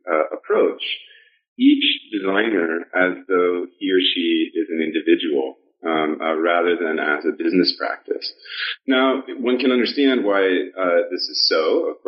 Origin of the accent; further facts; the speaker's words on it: Portland, Oregon, United States; I'm originally from Portland, Oregon, and I originally went to Brown University to be a mechanical engineer